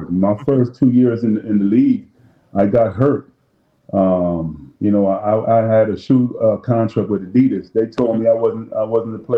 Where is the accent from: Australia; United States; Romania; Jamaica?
Jamaica; You know, since I'm Jamaican, I'm making some curry gold or some curry chicken